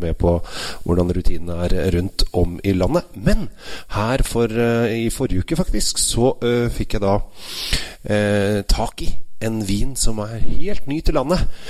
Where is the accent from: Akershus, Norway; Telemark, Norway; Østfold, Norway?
Akershus, Norway; Asker; mine foreldre og jeg er oppvokst i nabogata Valsbakken